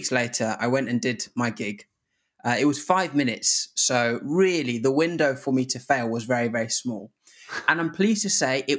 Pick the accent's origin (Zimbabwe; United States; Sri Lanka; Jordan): Zimbabwe; now in England; But, you know, I come from Zimbabwe where most days it was kind of like pure malaria coming out. So to come to England and to be able to just drink from the tap